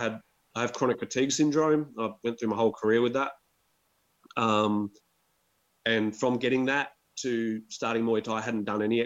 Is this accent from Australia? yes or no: yes; Adelaide, South Australia, Australia; moved away; also born or lived in Thailand; I'm Adelaide born and bred, man. Western suburbs of Adelaide. It's quite a nice sort of end of town, like where my parents still live in the same house, which is like six k's to the city, 6 k's to the beach.